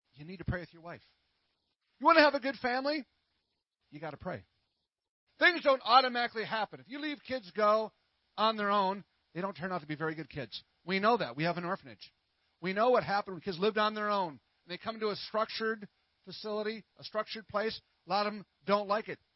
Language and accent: English; Minnesota, United States; now in Texas, United States; I'm from Minnesota